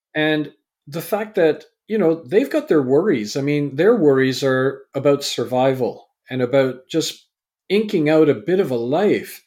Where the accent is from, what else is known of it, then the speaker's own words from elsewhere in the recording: Vancouver, British Columbia, Canada; also born or lived in England; I was born in England, raised in Canada.